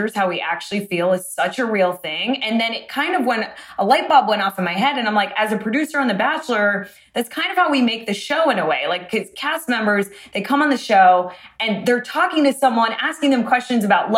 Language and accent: English; Boca Raton, Florida, United States; now in Los Angeles, United States; I'm from Boca Raton, which is like predominantly Jewish